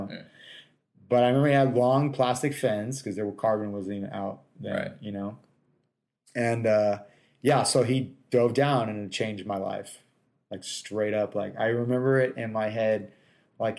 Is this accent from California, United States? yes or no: yes; Anaheim, California, United States; I was born in Anaheim, California, in 1978